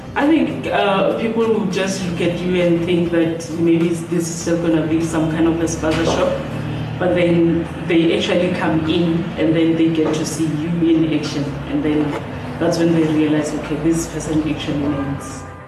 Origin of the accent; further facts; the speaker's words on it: Limpopo, South Africa; moved away as an adult; now in Tembisa, South Africa; I was born and raised in Limpopo